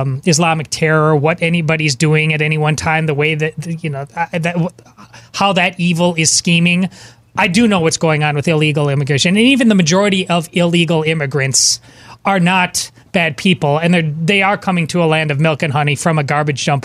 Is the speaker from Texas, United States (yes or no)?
no; Madison, Wisconsin, United States; I'm from Madison, Wisconsin